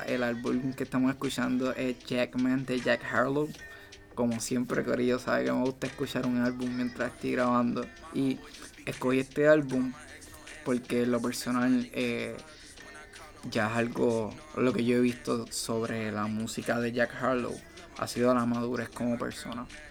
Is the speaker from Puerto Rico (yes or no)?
yes; Ponce, Puerto Rico; yo vengo de Ponce